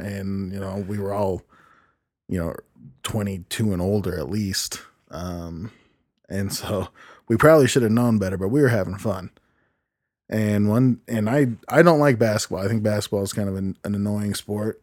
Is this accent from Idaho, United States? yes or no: yes; Idaho, United States; also born or lived in California / Utah / Cache Valley, Utah; I was raised in Idaho and Utah mainly with my mom.